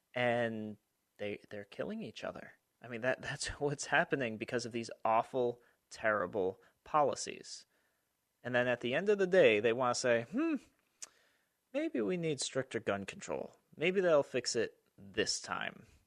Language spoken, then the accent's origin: English; Rochester, New York, United States; Rochester, my hometown